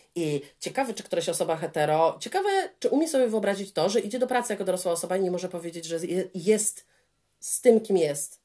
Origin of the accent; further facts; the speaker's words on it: Poland; also born or lived in England; now in United Kingdom; ja z Polski